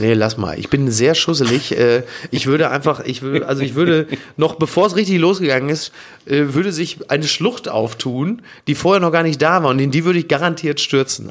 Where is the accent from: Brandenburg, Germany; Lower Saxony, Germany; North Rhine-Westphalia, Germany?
North Rhine-Westphalia, Germany; Ruhr area; ich komme aus dem Ruhrgebiet